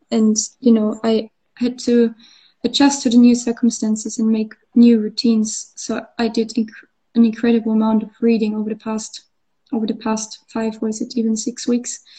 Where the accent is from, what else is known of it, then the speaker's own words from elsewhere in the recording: Austria; English is a second language; moved away as an adult; now in Bath, United Kingdom; I grew up in Austria, so we would have the mountains and the lakes, but we wouldn't have the sea